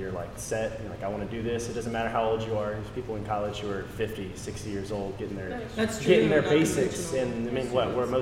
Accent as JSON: {"language": "English", "town": "Temple", "region": "Texas", "country": "United States", "said": "I'm from Temple, Texas"}